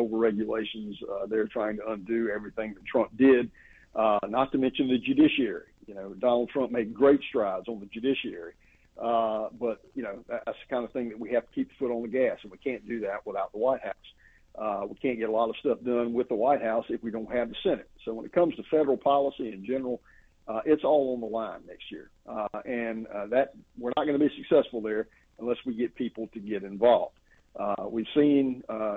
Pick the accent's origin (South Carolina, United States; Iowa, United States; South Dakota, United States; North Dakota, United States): South Carolina, United States; my home state, South Carolina